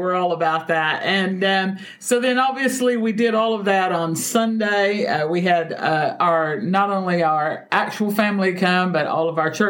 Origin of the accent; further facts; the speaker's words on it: Texas, United States; moved away; packing up bags to head to my home state of the big Texas.